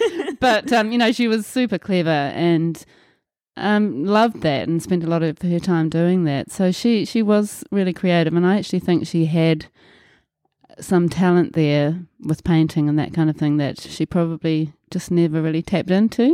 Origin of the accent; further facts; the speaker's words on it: Auckland, New Zealand; also born or lived in Muriwai Beach, New Zealand; I was born in Auckland, New Zealand and grew up in Milford on the North Shore.